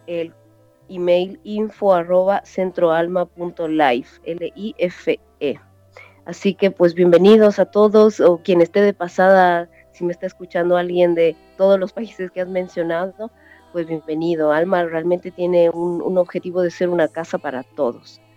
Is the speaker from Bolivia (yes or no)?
yes; Bolivia; moved away as an adult; also born or lived in Chile